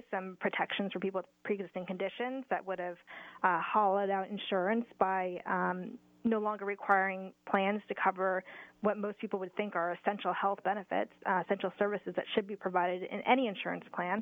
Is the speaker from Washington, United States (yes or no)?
yes; Washington, United States; I'm from Washington State as well